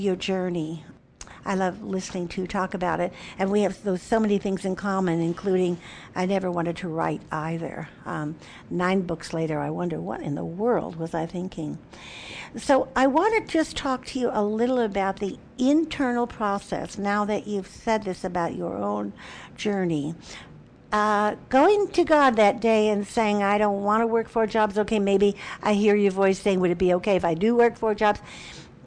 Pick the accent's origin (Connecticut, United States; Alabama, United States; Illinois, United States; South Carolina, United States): Illinois, United States; Chicago; Chicago's my hometown.